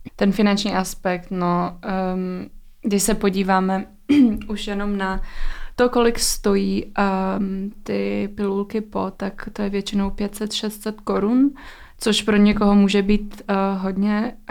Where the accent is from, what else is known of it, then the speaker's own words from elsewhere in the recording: Czechia; u nás v Čechách